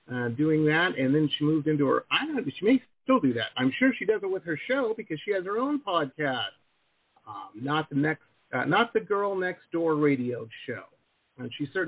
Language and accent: English; Detroit, Michigan, United States; I grew up in Metro Detroit. So, I'm firmly Midwestern myself.